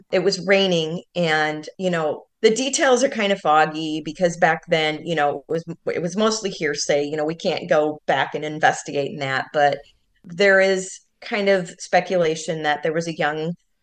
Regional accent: United States; we grew up and we're from the Quad Cities, and it's on the border of Iowa and Illinois

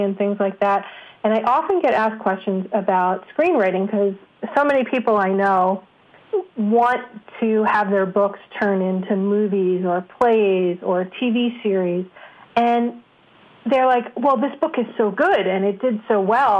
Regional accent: New York, United States; I'm a New Yorker

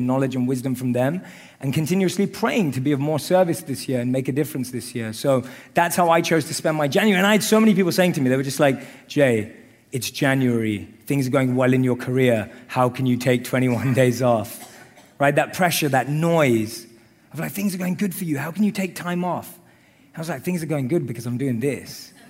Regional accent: London, United Kingdom; I grew up in London.

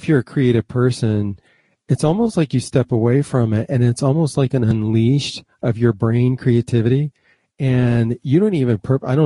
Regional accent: Michigan, United States; now in North Carolina, United States; I'm from Michigan. And so I remember going to school with snowmobile suits on

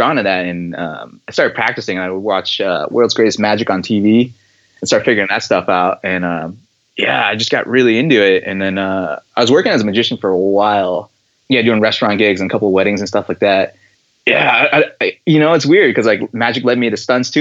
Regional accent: Boston, Massachusetts, United States; I grew up in Boston, and we would go to Faneuil Hall

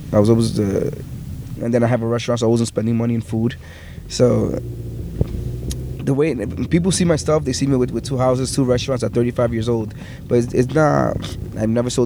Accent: New York City, New York, United States; I'm not from Brooklyn, I'm from Queens, Richmond Hill

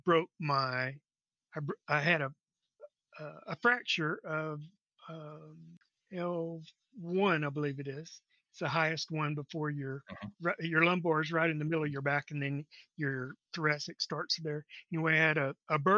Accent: Texas, United States; now in Corpus Christi, United States; I live in Corpus Christi, Texas. I've lived in around Texas most of my life

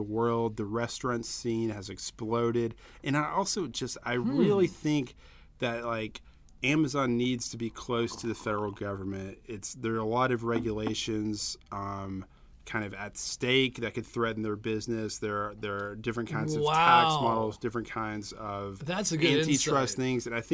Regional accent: the South, United States; I'm a Southerner

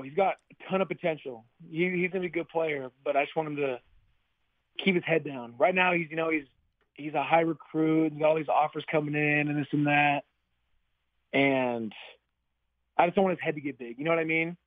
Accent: Utah, United States; moved away as an adult; now in Seattle, United States; growing up in Utah

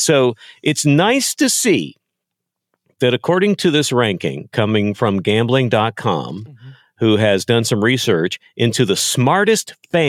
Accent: Texas, United States; I grew up in Texas. I was a Cowboy fan.

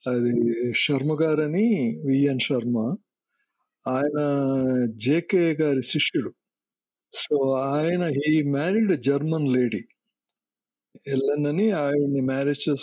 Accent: Vijayawada, Andhra Pradesh, India; born there; moved away; నేను పుట్టింది విజయవాడ నేను మైగ్రేట్ అయిపోయి వెళ్ళిపోయాం మేము లైక్ యూనో మెడ్రాస్ అంటాం మాకు ఏంటంటే Madras is an emotion Chennai is a city అంటాం

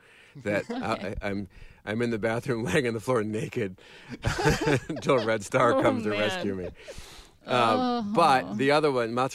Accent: Madison, Wisconsin, United States; now in Los Angeles, United States; Madison, Wisconsin, my hometown.

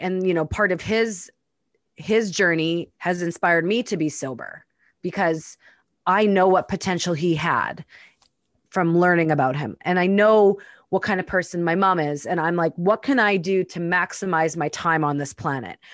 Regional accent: Winnipeg, Manitoba, Canada; moved away; I've spent the last few weeks in my hometown, Winnipeg, Manitoba

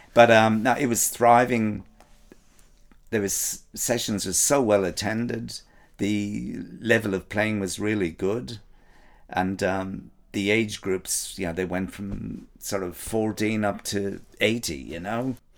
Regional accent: Ireland; I'm from Ireland

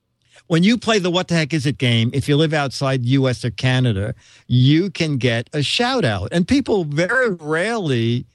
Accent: Norway; English is a second language; Close. I'm from Norway.

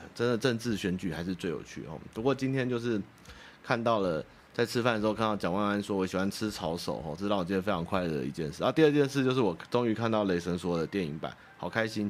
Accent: Wanhua, Taipei, Taiwan; 我老家在万华

